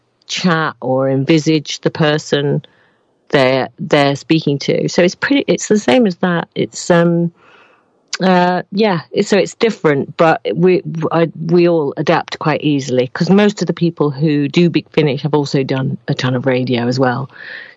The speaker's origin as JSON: {"language": "English", "town": "Manchester", "region": "North West England", "country": "United Kingdom", "said": "we're both from Manchester"}